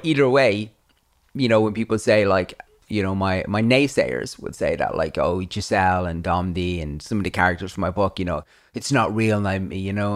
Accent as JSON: {"language": "English", "country": "Ireland", "tie": "born or raised there", "said": "I grew up in Ireland, in the eighties"}